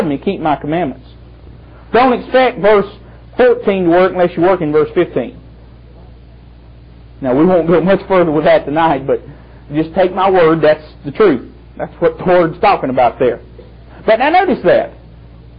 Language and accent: English; Thomasville, North Carolina, United States; I was born in Thomasville.